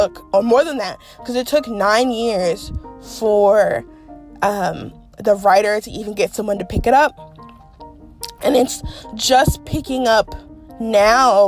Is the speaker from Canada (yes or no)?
no; United States